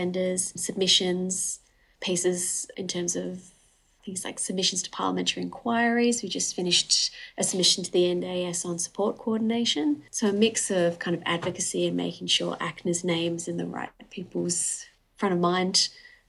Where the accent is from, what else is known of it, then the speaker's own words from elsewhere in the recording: Perth, Western Australia, Australia; also born or lived in Newcastle upon Tyne, United Kingdom; We moved over when I was 7